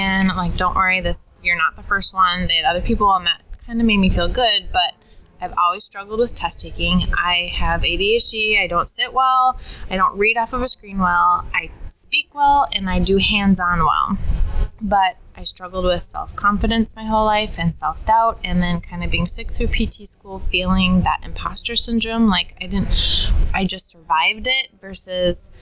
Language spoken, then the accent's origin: English; Minnesota, United States; also born or lived in New York City; I grew up in Minnesota